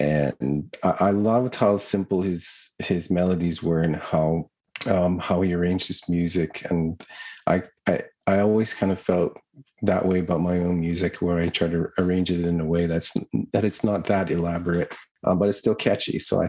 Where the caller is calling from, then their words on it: Attawapiskat, Ontario, Canada; Well, I'm at home today in Attawapiskat. I'm in my little studio.